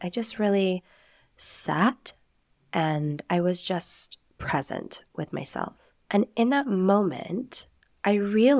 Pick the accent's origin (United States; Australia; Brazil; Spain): Spain; accent: Castilian; Oh yeah, you're going to hear my castellano accent as well when I say Spanish words, which you Americans know as a lisp. It's real Spanish, people.